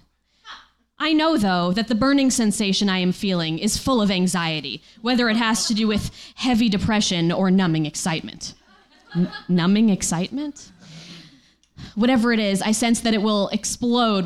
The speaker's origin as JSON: {"language": "English", "region": "Connecticut shoreline", "country": "United States", "tie": "born or raised there", "said": "I grew up on the Connecticut shoreline"}